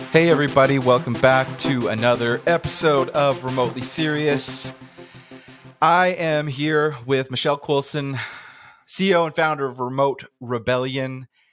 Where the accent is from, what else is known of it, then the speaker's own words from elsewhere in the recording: Canada; I'm in Canada, back in my, my hometown, not nomading right now